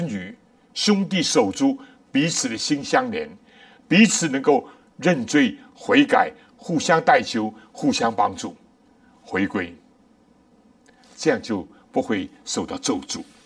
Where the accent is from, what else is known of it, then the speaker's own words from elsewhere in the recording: China; 我们中国人